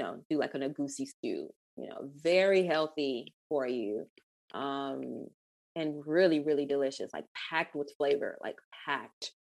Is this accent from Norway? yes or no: no; Ghana; moved away; also born or lived in Atlanta, Georgia, United States / United States; I'm West African. I'm from Ghana